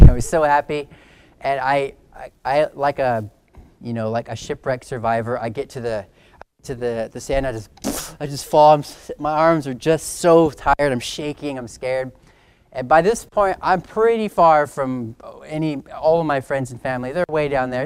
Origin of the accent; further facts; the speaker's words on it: California, United States; growing up in California